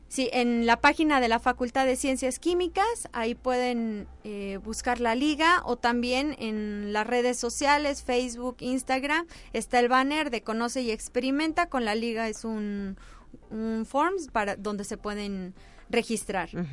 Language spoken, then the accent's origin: Spanish; Mexico